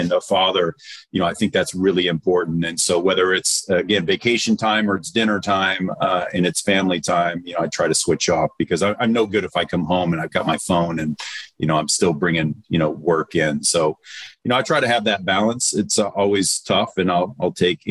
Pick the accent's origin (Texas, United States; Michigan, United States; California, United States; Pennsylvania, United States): Michigan, United States; Detroit; moved away; I'm from Motown. So I grew up with, you know, Motown music